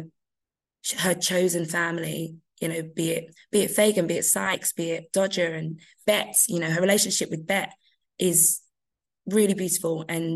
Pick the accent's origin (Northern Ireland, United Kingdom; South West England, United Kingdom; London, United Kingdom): London, United Kingdom; I'm a Londoner